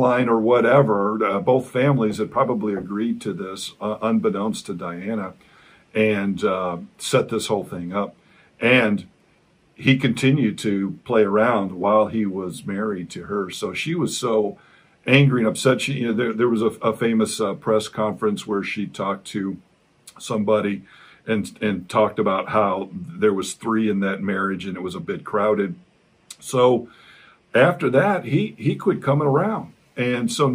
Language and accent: English; United States; As an American